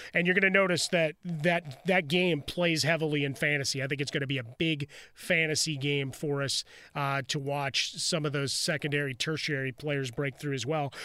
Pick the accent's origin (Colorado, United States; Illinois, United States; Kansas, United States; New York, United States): Illinois, United States; Chicago; I'm from Chicago